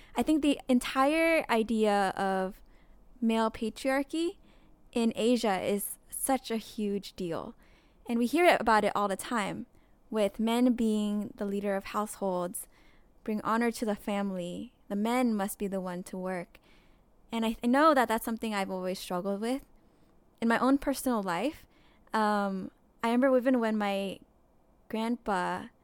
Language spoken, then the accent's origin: English; United States; growing up in America